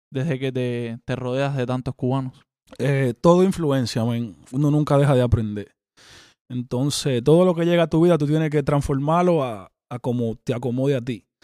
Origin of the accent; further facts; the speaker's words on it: Dominican Republic; moved away as an adult; now in Miami, United States; Yo soy el único dominicano que anda hangue en Miami con los raperos cubanos mío.